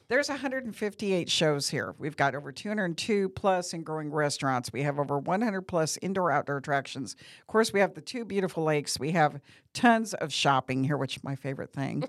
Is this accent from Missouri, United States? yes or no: yes; Bowling Green, Missouri, United States; moved away as an adult; now in Branson, United States; I'm from Bowling Green, Missouri, which is about four and a half, close to five hours away